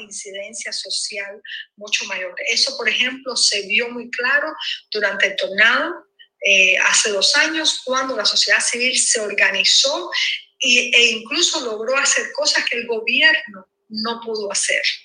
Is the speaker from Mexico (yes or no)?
no; Cuba; todos juntos como cubanos